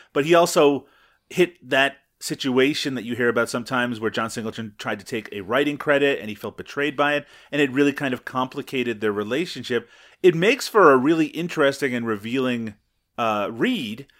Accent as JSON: {"language": "English", "country": "Canada", "said": "I'm Canadian."}